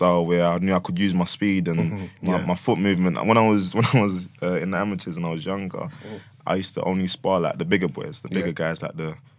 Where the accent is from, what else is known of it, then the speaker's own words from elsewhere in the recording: Hackney, London, United Kingdom; I grew up in Hackney at first, and took me to this kickboxing place, like in Bethnal Green